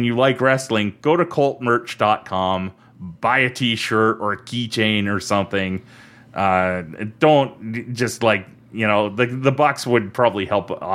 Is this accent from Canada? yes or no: yes; Canada; we're Canadian, we're under different set of laws